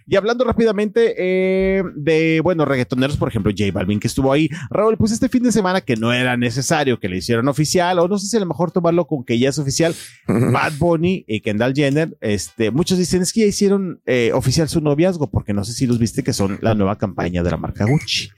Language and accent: Spanish; Mexico; Acá en México